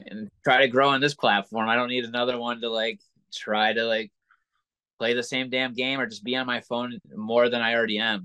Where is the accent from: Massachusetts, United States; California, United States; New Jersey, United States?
Massachusetts, United States; Williamstown; also born or lived in Pittsfield, Massachusetts; I was from Williamstown, Massachusetts, which was like 30 minutes away